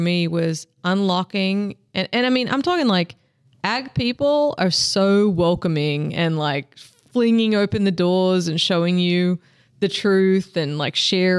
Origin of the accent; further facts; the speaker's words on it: Australia; now in United States; I'm originally from Australia. I live in Texas now